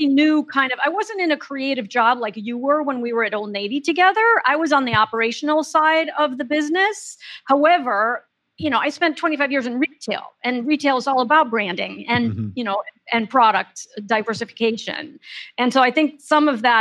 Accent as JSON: {"language": "English", "town": "Paris", "region": "Île-de-France", "country": "France", "tie": "born or raised there", "said": "I grew up in Paris"}